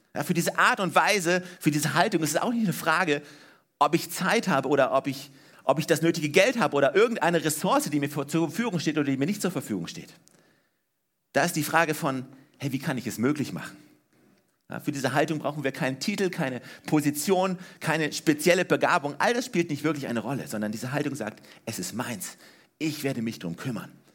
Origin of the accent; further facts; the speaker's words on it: Germany; ich bin in Deutschland aufgewachsen, ja, ne? 1979 geboren